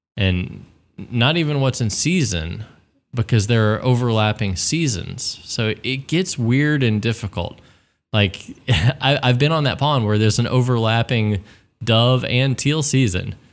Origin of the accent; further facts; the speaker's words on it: Texas, United States; as a Texan, you know, growing up dove hunting